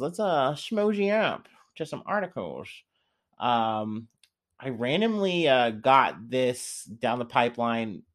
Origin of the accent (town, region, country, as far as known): Missouri, United States